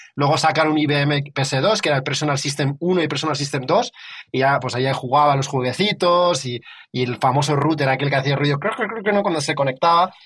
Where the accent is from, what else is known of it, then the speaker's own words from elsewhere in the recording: Madrid, Community of Madrid, Spain; yo vengo, yo vengo de Madrid